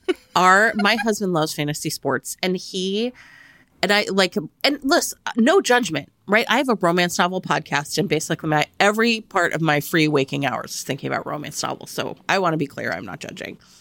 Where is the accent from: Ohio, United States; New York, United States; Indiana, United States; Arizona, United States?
Ohio, United States; Cleveland; moved away; I grew up around the Great Lakes in Cleveland